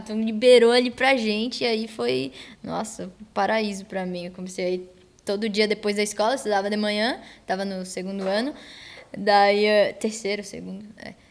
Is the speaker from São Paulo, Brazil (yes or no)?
no; Florianópolis, Santa Catarina, Brazil; E aí na minha escola, lá no meu bairro, na Lagoa da, Conte... Lagoa da Conceição